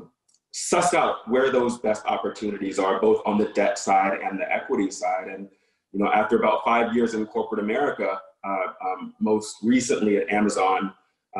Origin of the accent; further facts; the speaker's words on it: rural North Carolina, United States; I am a product of rural North Carolina. My hometown has a population of 800 people